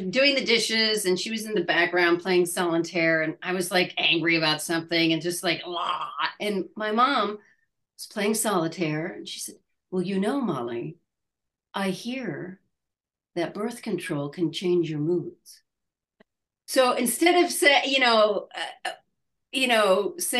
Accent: Midwest, United States; moved away; I'm from the Midwest.

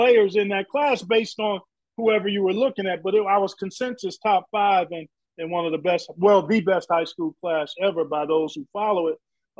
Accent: Cleveland, Ohio, United States; I grew up in Cleveland.

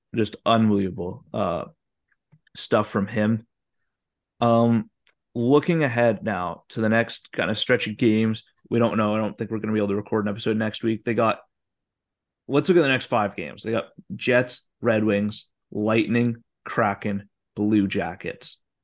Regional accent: Calgary, Alberta, Canada; moved away; I'm from Calgary

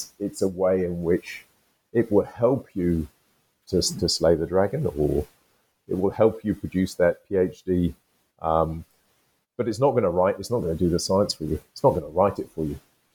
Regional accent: United Kingdom; I'm British, I'm from the UK

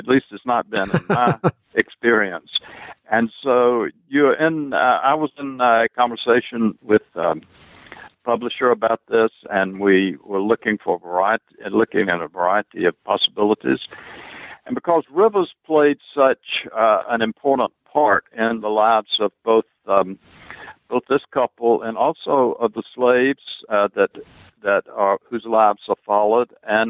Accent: South Carolina, United States; Well, I grew up in South Carolina, which is John Leighton Wilson's, it was his home state.

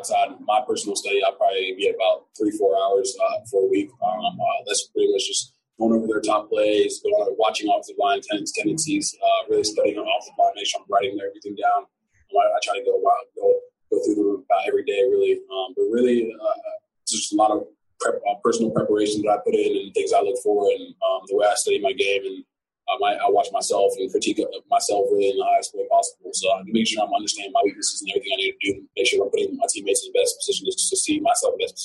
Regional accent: Nigeria; moved away; I'm coming from Nigeria

